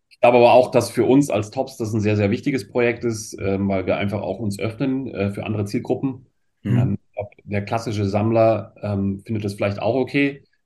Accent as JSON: {"language": "German", "country": "Germany", "also_born_or_lived": "France", "said": "bei uns in Deutschland"}